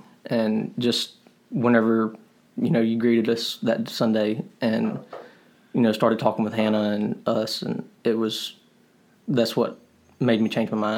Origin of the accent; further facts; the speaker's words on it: Petal, Mississippi, United States; I grew up in Petal.